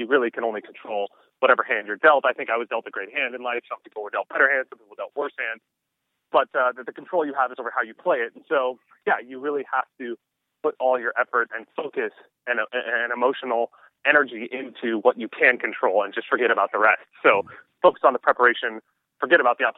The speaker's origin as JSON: {"language": "English", "region": "Southern California", "country": "United States", "tie": "born or raised there", "said": "I was born in Southern California"}